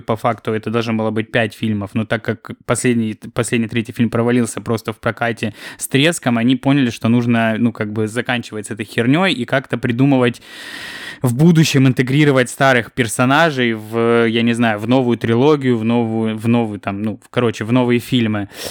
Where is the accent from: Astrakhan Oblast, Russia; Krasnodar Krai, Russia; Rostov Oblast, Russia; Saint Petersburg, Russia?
Krasnodar Krai, Russia; Kropotkin; moved away; когда Ксюша там с дядей приехали в Кропоткино, я все время их просил привезти мне какой-нибудь чизбургер